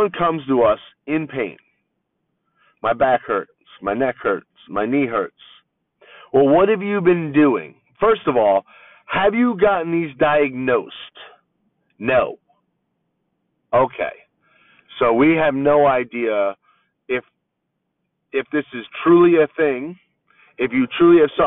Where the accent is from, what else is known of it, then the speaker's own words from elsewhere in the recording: East Coast, United States; now in Southern California, United States; where I'm from on the East Coast